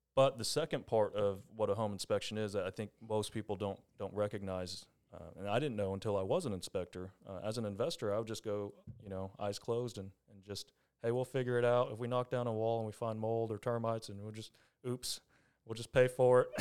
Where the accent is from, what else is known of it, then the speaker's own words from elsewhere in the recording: Longview, Texas, United States; I'm from Longview, born and raised